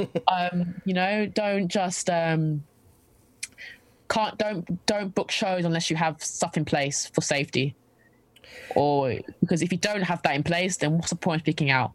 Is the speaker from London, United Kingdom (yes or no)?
yes; London, United Kingdom; I'm from London.